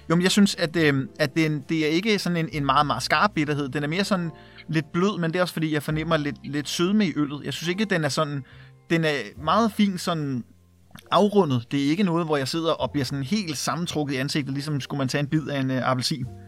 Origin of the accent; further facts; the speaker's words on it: Værløse, Capital Region of Denmark, Denmark; also born or lived in Herlev / Valby; jeg er født på Herlev Hospital øh, og er vokset op i, i den lille by Værløse